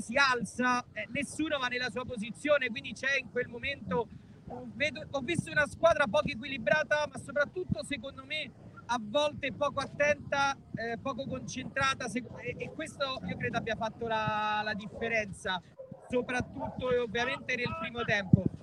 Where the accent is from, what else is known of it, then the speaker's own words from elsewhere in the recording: Rome, Lazio, Italy; io da, da romano